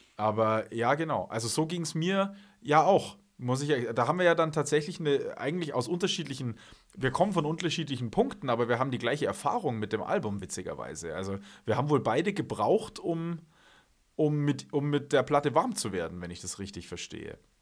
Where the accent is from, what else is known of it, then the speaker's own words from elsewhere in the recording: Munich, Bavaria, Germany; also born or lived in Wales (half Welsh); in meiner Heimatstadt hier in, in, in München